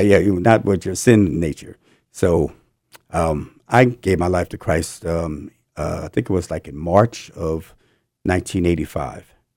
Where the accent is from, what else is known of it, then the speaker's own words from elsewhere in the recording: New Jersey, United States; moved away as an adult; also born or lived in California; I'm from New Jersey, and I moved out to California in eighty, eighty-two